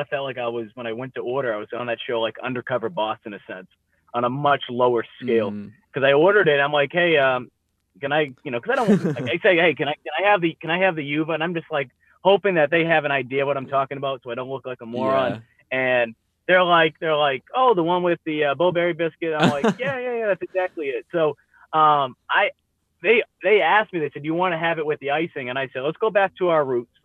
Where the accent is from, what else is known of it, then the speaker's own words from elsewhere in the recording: Northeast, United States; moved away as an adult; also born or lived in Mississippi; now in South Carolina, United States; growing up in the Northeast, I didn't even know what Bojangles was